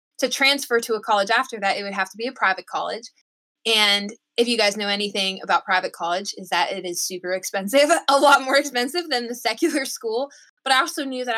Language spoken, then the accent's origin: English; Georgia, United States; moved away; I'm from Georgia